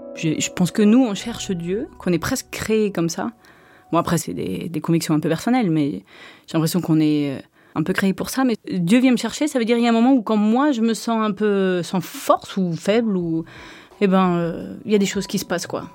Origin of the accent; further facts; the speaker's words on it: Switzerland; j'ai grandi dans un château en Suisse, euh, au château de Montcheron